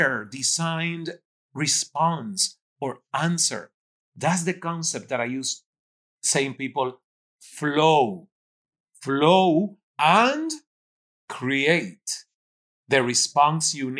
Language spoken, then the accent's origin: English; Cuba; English is a second language; moved away as an adult; also born or lived in Toronto, Canada; now in Miami, United States; I'm coming from Cuba, being 29, not speaking English